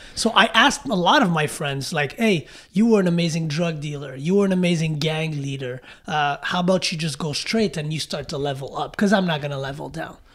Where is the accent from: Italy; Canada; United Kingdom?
Canada; Montreal, Quebec; I grew up in an area uh, that was pretty rough growing up in Montreal